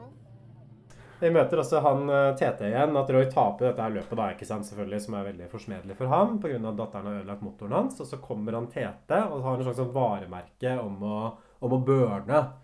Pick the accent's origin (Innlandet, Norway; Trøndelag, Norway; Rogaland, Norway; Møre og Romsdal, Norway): Innlandet, Norway; Hamar; now in Oslo, Norway; jeg kommer fra Hamar også, og Hamar har et visst sånn rånemiljø